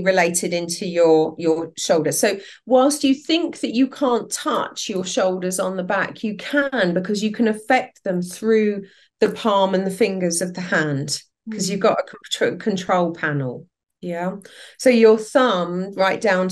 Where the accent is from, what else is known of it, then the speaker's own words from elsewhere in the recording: England, United Kingdom; also born or lived in Southern France; I'm English.